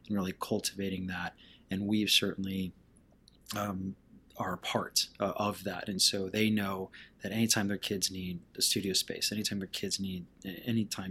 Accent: Lima, Peru; moved away as an adult; also born or lived in Panama / Bolivia / Texas; now in San Antonio, United States; I was born in Central America, in Panama, and then I was raised in South America, in Bolivia and Peru. And so I graduated high school in Lima, Peru, and then I moved to Texas

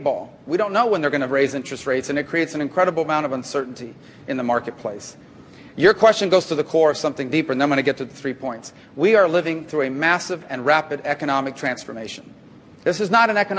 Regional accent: Las Vegas, Nevada, United States; moved away; as a child during the Mario boatlift, growing up in Las Vegas

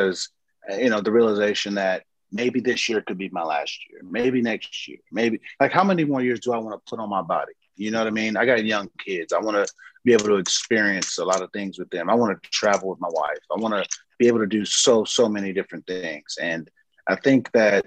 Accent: San Diego, California, United States; moved away as an adult; also born or lived in Baltimore; I'm obviously from San Diego

